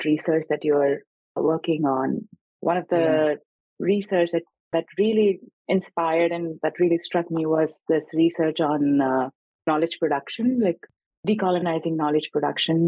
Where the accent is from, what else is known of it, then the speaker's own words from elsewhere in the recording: India; moved away; I grew up originally in India